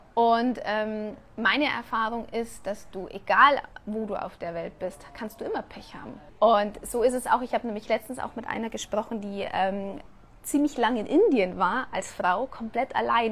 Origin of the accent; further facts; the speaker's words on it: Germany; moved away as an adult; now in Mexico; man meldet sich von einem Land ab, das einfach 32 Jahre meine Heimat war